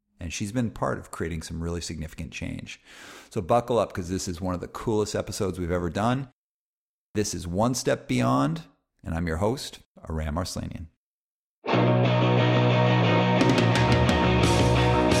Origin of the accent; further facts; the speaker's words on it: Calgary, Alberta, Canada; growing up in Calgary, Alberta